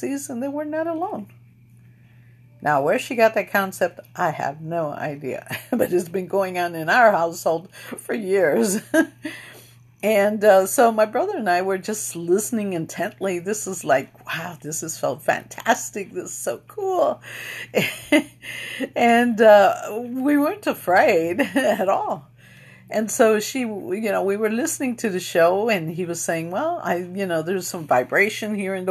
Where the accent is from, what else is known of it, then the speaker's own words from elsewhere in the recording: East Chicago, Indiana, United States; we're from East Chicago, Indiana, which is the west side of, northwest side